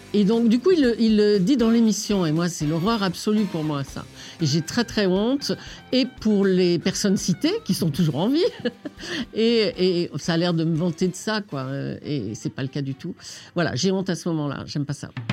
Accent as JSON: {"language": "French", "town": "Saint-Étienne", "region": "Auvergne-Rhône-Alpes", "country": "France", "tie": "born or raised there", "moved": "yes", "said": "Je suis né à Saint-Étienne"}